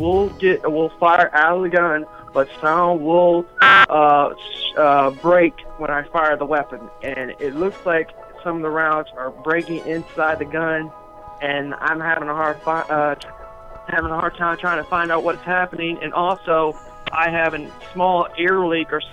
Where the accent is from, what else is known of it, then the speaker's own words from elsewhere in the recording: Chesapeake, Virginia, United States; I'm from Chesapeake, Virginia